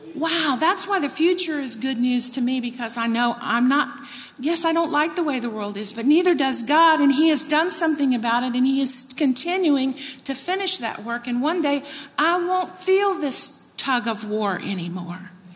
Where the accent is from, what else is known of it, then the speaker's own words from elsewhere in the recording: Texas, United States; I grew up in Texas.